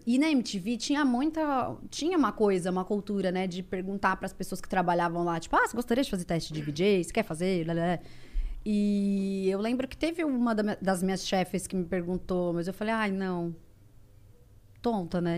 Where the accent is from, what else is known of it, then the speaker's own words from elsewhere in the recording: Ribeirão Preto, São Paulo, Brazil; moved away; eu sou de Ribeirão Preto